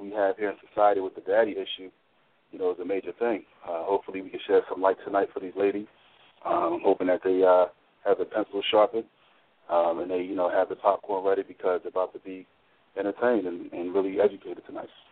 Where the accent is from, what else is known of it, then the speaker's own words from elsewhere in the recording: Philadelphia, Pennsylvania, United States; born and raised in Philly